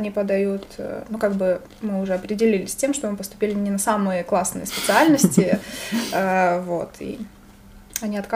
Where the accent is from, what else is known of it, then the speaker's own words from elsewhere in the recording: Sumy Oblast, Ukraine; moved away as an adult; also born or lived in Kyiv; я из Сумской области, к Харькову ближе ехать.